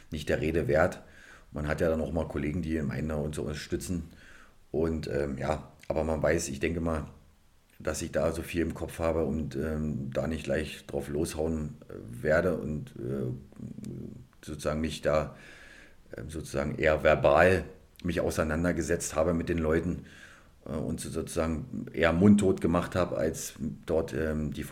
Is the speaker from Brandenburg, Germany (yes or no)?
yes; Cottbus, Brandenburg, Germany; Richtig, da bin ich genau geboren in Cottbus und bin dort zur Schule, Sportschule gegangen bis 2004